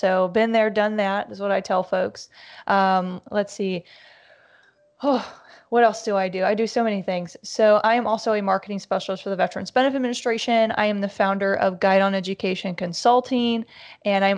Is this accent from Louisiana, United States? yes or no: no; Northeast Ohio, United States; I hail from Ohio